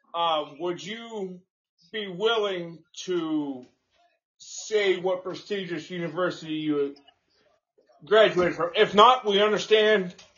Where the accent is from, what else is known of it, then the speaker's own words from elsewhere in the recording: Houston, Texas, United States; growing up in Houston